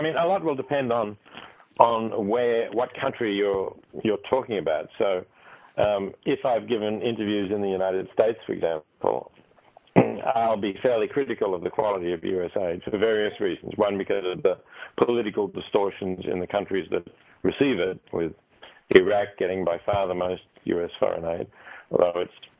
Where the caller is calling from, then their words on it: Australia; I'm currently speaking from Australia.